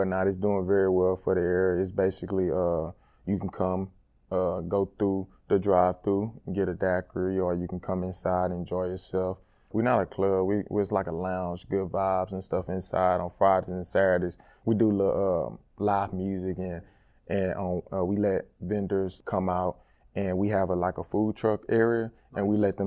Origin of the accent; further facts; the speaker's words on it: Port Arthur, Texas, United States; moved away as an adult; now in Miami, United States; my hometown